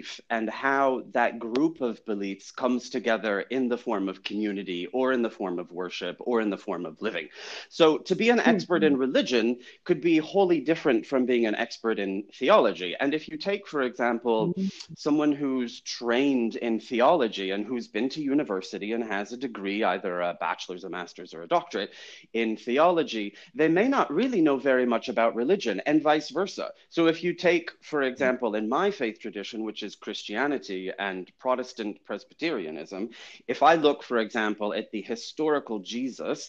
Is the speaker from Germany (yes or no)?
no; France; moved away as an adult; also born or lived in United States / Chicago; now in London, United Kingdom; I was born in the United States. I grew up in France.